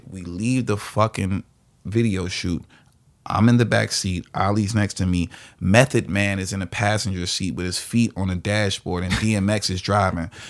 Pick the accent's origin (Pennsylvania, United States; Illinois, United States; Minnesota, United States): Illinois, United States; Chicago; I like some fast twisted shit because I'm from Chicago